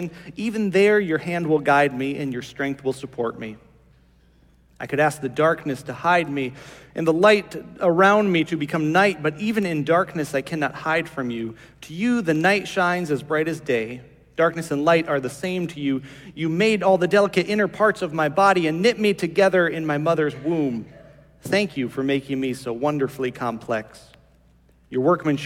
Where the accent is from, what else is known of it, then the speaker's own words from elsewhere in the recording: Morris, Iowa, United States; I remember growing up in Morris, Iowa